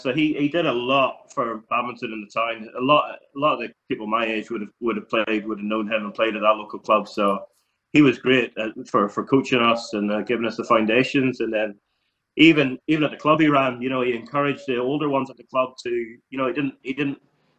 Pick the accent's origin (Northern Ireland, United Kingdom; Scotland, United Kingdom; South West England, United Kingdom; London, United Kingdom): Northern Ireland, United Kingdom; Portrush; I'm from Portrush itself